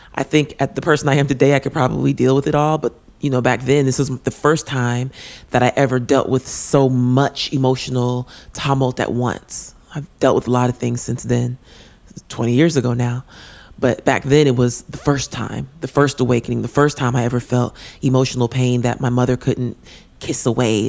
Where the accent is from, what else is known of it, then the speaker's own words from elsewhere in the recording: Denver, Colorado, United States; we were growing up in Denver, Colorado.